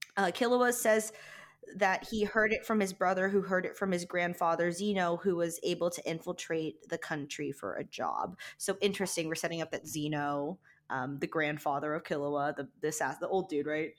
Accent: Saudi Arabia; moved away; I was born, I was born in Saudi Arabia, so I was born in the middle of the desert.

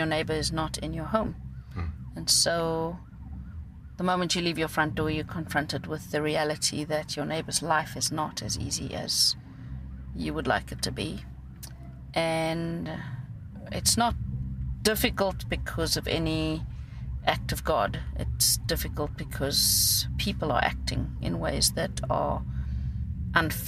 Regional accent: Cape Town, Western Cape, South Africa; first language Afrikaans; English is a second language; I grew up in Mitchell's Plain. Our family was part of the forced removals that happened in South Africa.

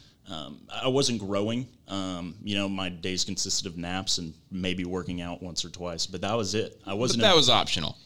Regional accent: Rogers, Arkansas, United States; moved away as an adult; also born or lived in Conway, Arkansas; now in Jonesboro, United States; I'm originally from Rogers, Arkansas. I graduated high school in 2015 and then moved to Conway

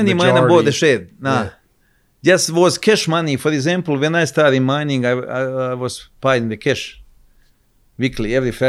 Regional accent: Croatia; English is a second language; moved away as an adult; now in Australia; We grew up in Croatia. We grew up in same village.

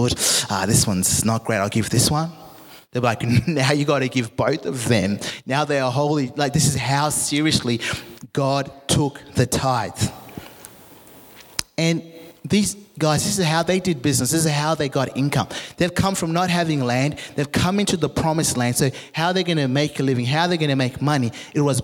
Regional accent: Zimbabwe; moved away; I'm from Africa. I'm from Zimbabwe

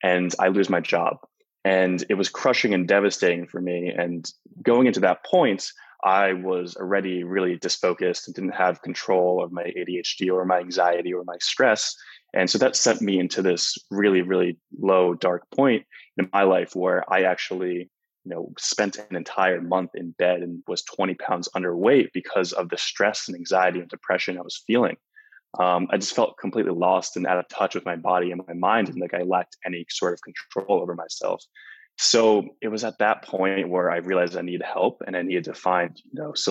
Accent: Flemington, New Jersey, United States; moved away as an adult; also born or lived in Los Angeles, California; I'm originally from New Jersey, a small town of 4,000 people called Flemington

